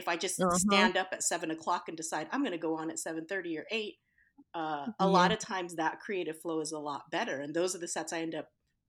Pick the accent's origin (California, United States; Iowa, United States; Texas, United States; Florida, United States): California, United States; Riverside; I'm from Riverside